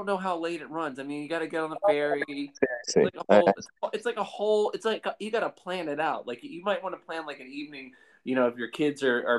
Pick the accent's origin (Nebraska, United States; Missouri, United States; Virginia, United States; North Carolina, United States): Virginia, United States; now in Seattle, United States; I grew up in Virginia